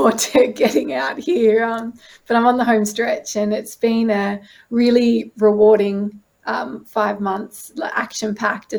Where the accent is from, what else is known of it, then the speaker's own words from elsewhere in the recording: Pittwater, New South Wales, Australia; I grew up on Pittwater